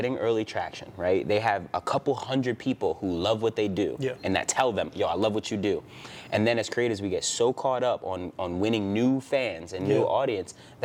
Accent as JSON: {"language": "English", "town": "Philadelphia", "region": "Pennsylvania", "country": "United States", "tie": "born or raised there", "said": "I grew up, I'm from Philly"}